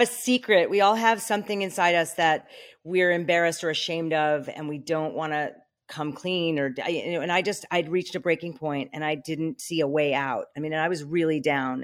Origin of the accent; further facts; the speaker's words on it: New York, United States; moved away as an adult; now in Malibu, United States; I'm from New York. I'm a New Yorker through and through